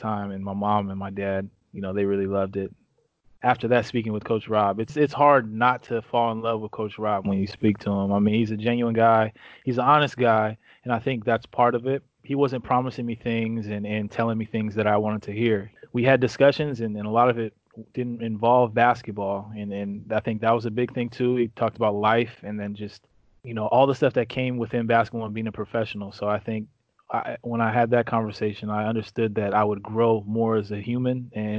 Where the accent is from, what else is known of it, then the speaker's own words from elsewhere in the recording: Santa Barbara, California, United States; from my hometown, so from Santa Barbara